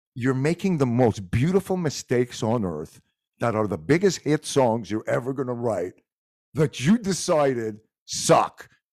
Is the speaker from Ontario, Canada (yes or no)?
no; Montreal, Quebec, Canada; first language French; English is a second language; I'm from Montreal, so Quebec it's probably because my first language was French